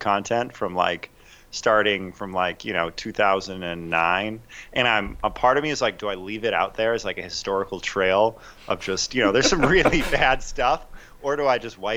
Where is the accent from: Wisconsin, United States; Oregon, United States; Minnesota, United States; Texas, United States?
Minnesota, United States; Minneapolis; I am from Minneapolis